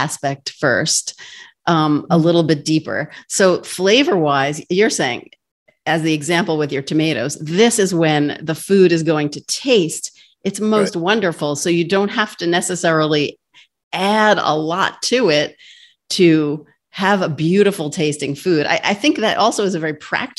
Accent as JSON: {"language": "English", "region": "New York", "country": "United States", "said": "I'm from New York"}